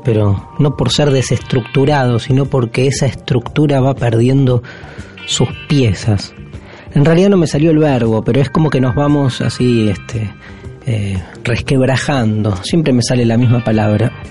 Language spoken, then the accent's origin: Spanish; Argentina; somos los argentinos, la Argentina, país en el que habitamos y del cual somos corresponsables